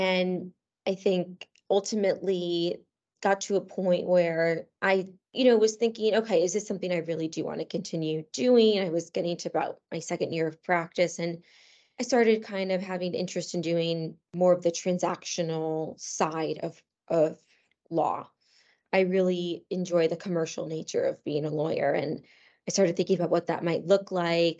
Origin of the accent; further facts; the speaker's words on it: Cheshire, Connecticut, United States; moved away as an adult; also born or lived in New York; I grew up in Cheshire, Connecticut, which is, um, a fairly small town in central Connecticut